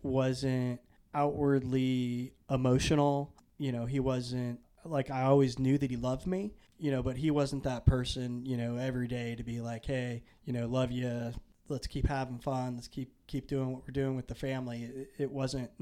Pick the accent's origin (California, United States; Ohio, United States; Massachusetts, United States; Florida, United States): Florida, United States; Naples; also born or lived in Pekin, Illinois; When I was seven, we moved from Illinois to Naples, Florida.